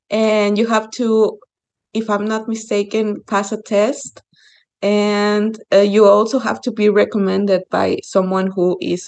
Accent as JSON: {"language": "English", "region": "Sinaloa", "country": "Mexico", "said": "I'm from my state is Sinaloa."}